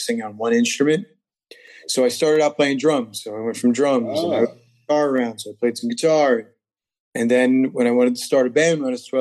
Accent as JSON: {"language": "English", "region": "New Jersey", "country": "United States", "tie": "born or raised there", "said": "New Jersey. Born and raised."}